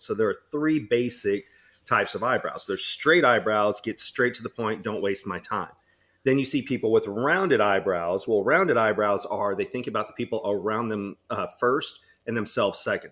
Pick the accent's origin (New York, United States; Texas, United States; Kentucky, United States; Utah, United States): Texas, United States; when I grew up in Texas